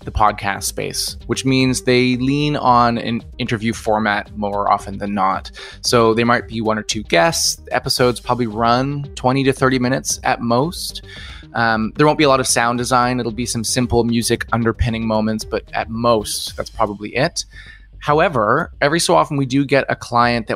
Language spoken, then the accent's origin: English; Halifax, Nova Scotia, Canada; I'm from Halifax, Nova Scotia, Canada.